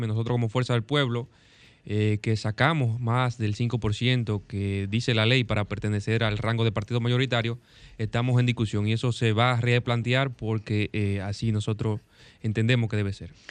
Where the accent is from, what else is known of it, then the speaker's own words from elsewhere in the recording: Dominican Republic; nuestro gran país, del país que amamos, la República Dominicana